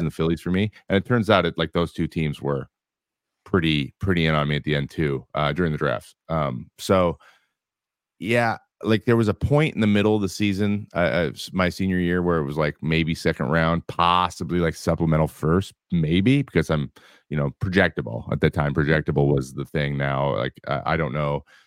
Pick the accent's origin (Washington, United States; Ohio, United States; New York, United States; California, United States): Washington, United States; Kelso; I grew up in Kelso, Washington